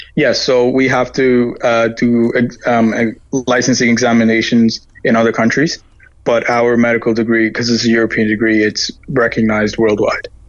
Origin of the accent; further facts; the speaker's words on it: Toronto, Ontario, Canada; also born or lived in Ireland; I'm from Toronto, so I'm used to buildings, cars, and whatnot